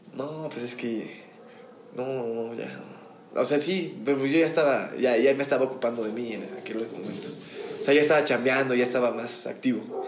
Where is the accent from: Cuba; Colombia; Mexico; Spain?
Mexico; mi infancia la crecí en Forjadores